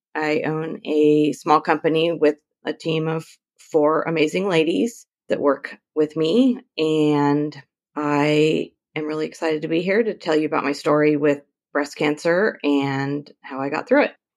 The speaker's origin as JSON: {"language": "English", "region": "Northern California", "country": "United States", "tie": "born or raised there", "said": "I am from Northern California, about two hours south of the Oregon border, right on the coast"}